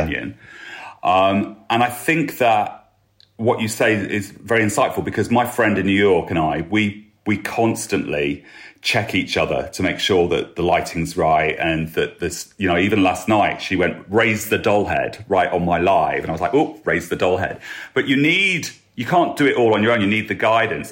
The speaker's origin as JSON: {"language": "English", "town": "Lincoln", "region": "East Midlands", "country": "United Kingdom", "tie": "born or raised there", "said": "my hometown of Lincoln"}